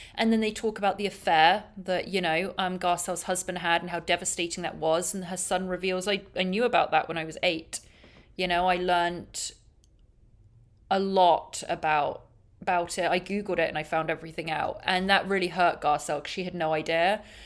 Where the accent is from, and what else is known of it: England, United Kingdom; now in Los Angeles, United States